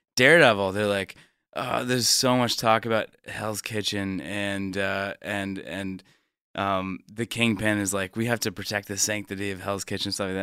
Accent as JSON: {"language": "English", "town": "Stone Mountain", "region": "Georgia", "country": "United States", "tie": "born or raised there", "also_born_or_lived": "Atlanta", "said": "grew up in the suburbs, grew up in Stone Mountain"}